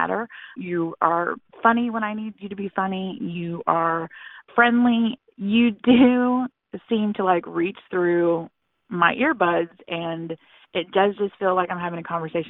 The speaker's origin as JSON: {"language": "English", "region": "Texas", "country": "United States", "said": "I'm from Texas"}